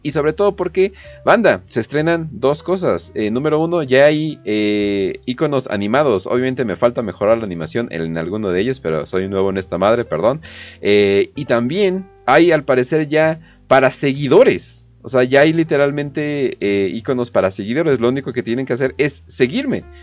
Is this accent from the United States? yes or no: no; Mexico; soy mexicano y me gusta ser mexicano, ni siquiera me gustaría salir del país